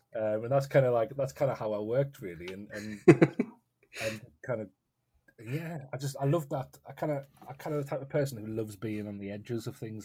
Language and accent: English; North East England, United Kingdom; I'm based in the northeast of England